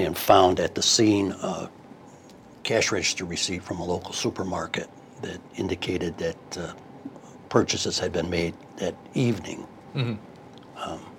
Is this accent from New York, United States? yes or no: yes; Saratoga Springs, New York, United States; I'm from Saratoga Springs. I raised my family there and spent almost 30 years with the police department.